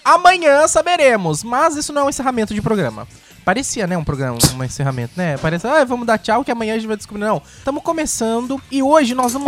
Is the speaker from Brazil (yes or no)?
yes; Brazil; sou brasileiro